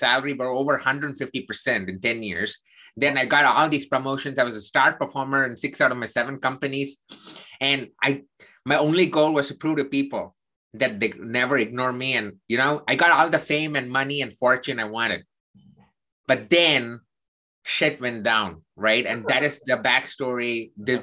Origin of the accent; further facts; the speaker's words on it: South India, India; I'm Indian. I grew up in the southern part of India.